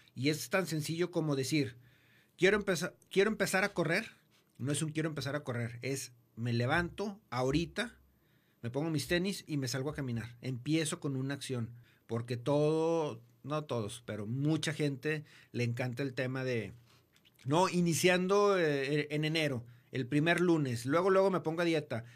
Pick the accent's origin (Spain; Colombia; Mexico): Mexico; como buenos mexicanos